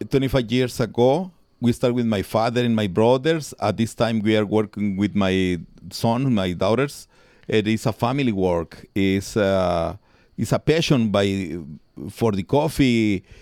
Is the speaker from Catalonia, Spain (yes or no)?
no; Palencia, Castile and León, Spain; English is a second language; Yes. I born in 1964. I born from very, very poor people. My mom doesn't read, doesn't write. My father was a natural agriculture. He works in a farm here.